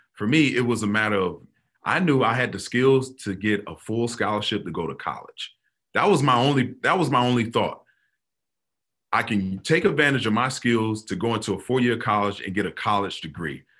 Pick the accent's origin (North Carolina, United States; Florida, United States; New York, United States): Florida, United States; growing up in Florida, football is religion